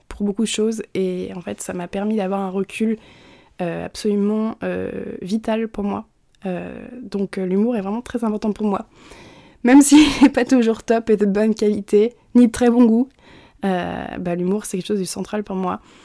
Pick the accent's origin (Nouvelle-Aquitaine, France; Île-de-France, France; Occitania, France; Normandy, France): Normandy, France; also born or lived in Montreal; Je suis normande. Je suis née en Normandie. J'ai toujours vécu en Normandie.